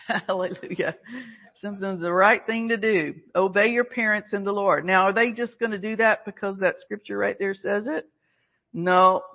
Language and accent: English; Alabama, United States; we were Southerners. We're from Alabama. So, you know, part of that training and upbringing is you say yes, ma'am